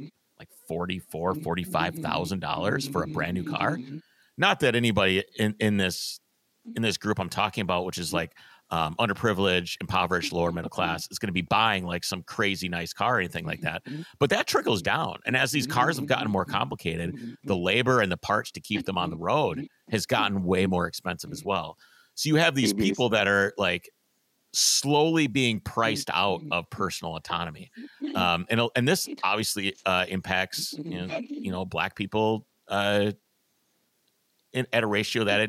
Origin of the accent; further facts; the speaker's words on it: Wisconsin, United States; now in Minneapolis, United States; I grew up in Wisconsin in a small town